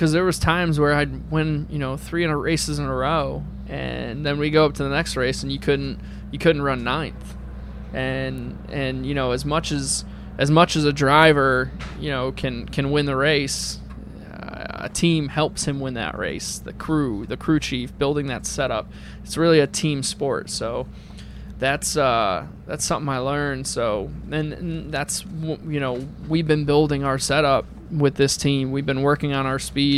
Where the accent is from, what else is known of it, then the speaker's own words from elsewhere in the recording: New England, United States; I'm from New England